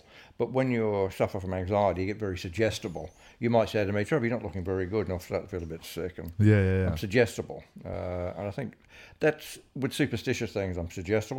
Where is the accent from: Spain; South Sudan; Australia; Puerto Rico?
Australia; Adelaide, South Australia; I was from Adelaide.